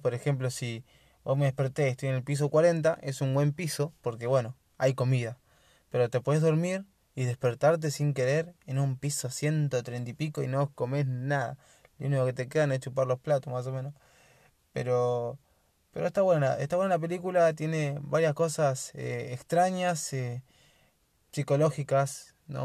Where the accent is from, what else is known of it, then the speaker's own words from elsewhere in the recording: Argentina; yo soy de Argentina